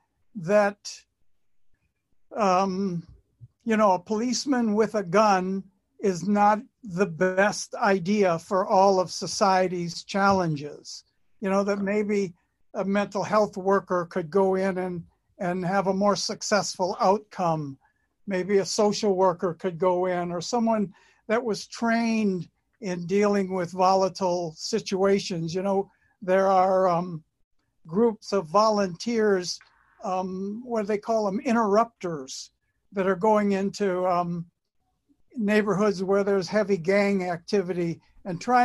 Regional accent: Detroit, Michigan, United States; also born or lived in Lincoln Park, Michigan; I grew up in Detroit, and then we moved downriver. Then I moved back to Detroit for my final year of high school

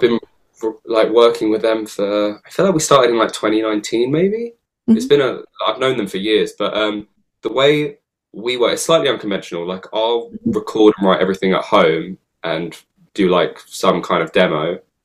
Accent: London, United Kingdom; I've grown up in London

